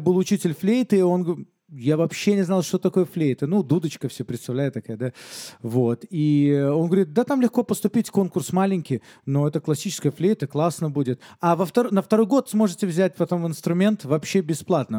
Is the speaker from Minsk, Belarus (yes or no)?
yes; Minsk, Belarus; Я родился в Минске, всем немало известном городе на данный момент, в совершенно светской семье, еврейской семье